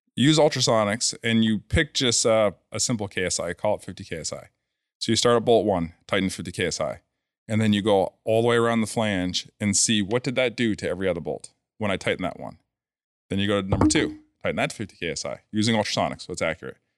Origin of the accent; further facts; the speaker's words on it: New Hampshire, United States; I'm from New Hampshire